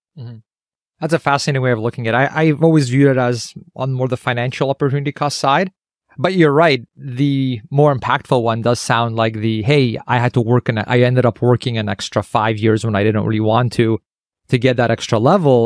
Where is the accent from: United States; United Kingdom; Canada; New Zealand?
Canada